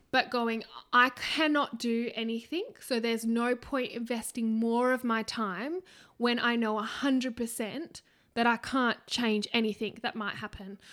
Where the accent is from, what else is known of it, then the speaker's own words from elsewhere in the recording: Australia; we are Australian